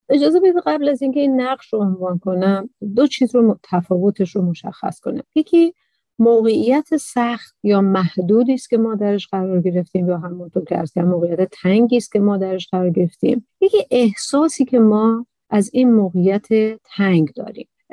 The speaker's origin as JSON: {"language": "Persian", "country": "Iran", "tie": "born or raised there", "said": "تو ایران به دنیا آمدم تو عربستان نیستم"}